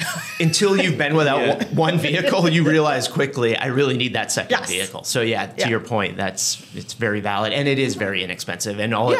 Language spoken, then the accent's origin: English; Maine, United States; moved away; Yeah, I'm from Maine originally